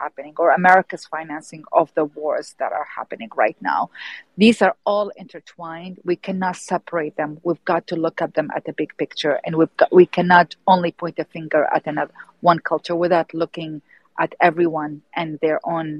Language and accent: English; Iraq; I'm born and raised in Iraq